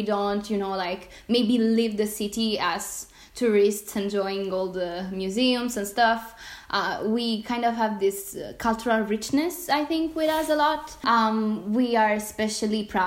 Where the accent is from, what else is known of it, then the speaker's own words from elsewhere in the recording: Naples, Campania, Italy; I'm from Napoli